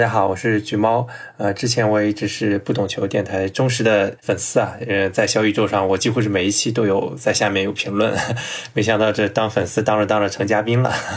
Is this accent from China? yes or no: yes; Shandong, China; 因为我是山东人，从来不掩饰我是山东泰山队的球迷嘛